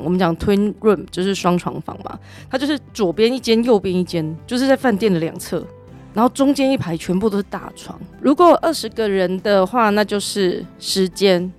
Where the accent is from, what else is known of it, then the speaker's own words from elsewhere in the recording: Taiwan; 我们台湾人